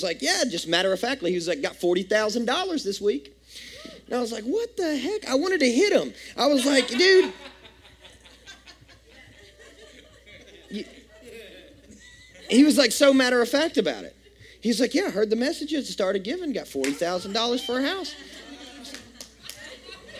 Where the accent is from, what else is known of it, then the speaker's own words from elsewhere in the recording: West Kentucky, United States; I grew up in Kentucky, West Kentucky to be exact